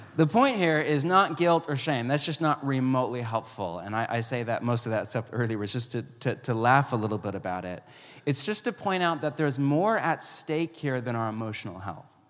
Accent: West Coast, United States; also born or lived in Pacific Northwest; I grew up on the West Coast

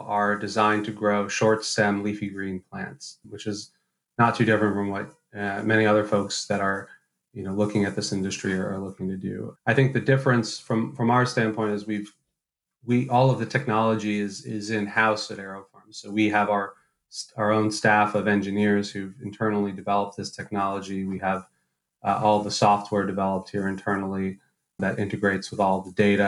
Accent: New York City, New York, United States; I'm actually born and raised in New York City, but I'm actually a fifth generation New Yorker

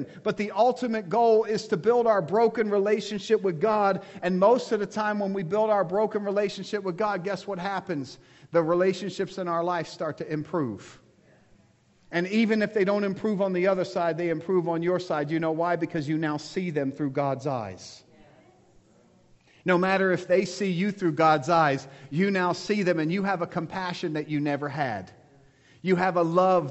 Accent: United States; Before I am American, I am a Christian.

